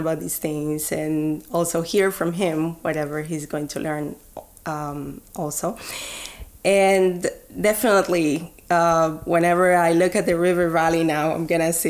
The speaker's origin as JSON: {"language": "English", "town": "Barranquilla", "region": "Atlántico", "country": "Colombia", "tie": "born or raised there", "moved": "as an adult", "lives_now": "Edmonton, Canada", "said": "my hometown, Barranquilla in Colombia"}